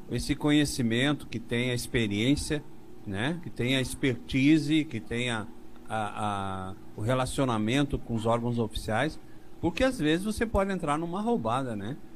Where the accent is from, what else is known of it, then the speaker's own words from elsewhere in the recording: Rio de Janeiro, Brazil; é que nós três somos carioca